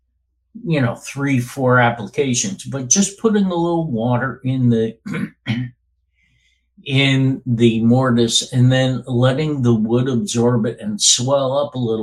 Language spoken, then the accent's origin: English; Albany, New York, United States; moved away as an adult; I grew up in the Albany, New York area, lived there until 10 years ago